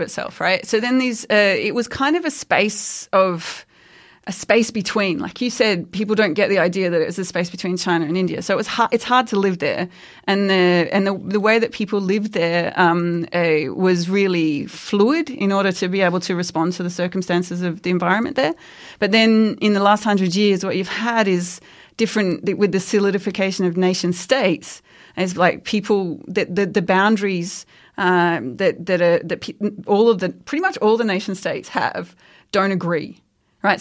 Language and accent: English; Queensland, Australia; I grew up in Queensland